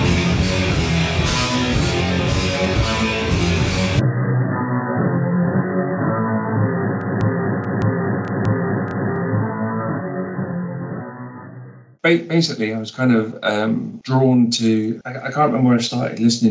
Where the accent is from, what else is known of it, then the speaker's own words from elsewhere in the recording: London, United Kingdom; moved away as an adult; also born or lived in Barcelona, Spain; now in Edinburgh, United Kingdom; I was born in London, lived in Barcelona for 8 years, and I've been in Edinburgh since 2012